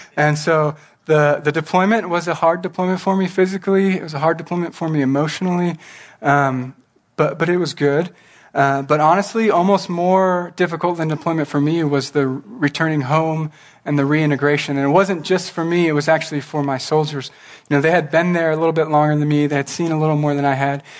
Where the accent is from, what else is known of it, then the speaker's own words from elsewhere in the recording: Norwalk, California, United States; I grew up in a small town called Norwalk